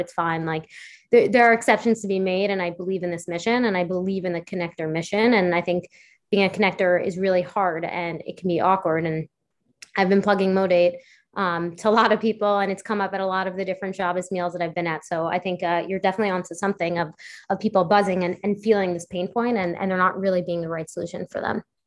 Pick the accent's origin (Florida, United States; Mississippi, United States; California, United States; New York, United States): New York, United States; New York City; I grew up on the Upper West Side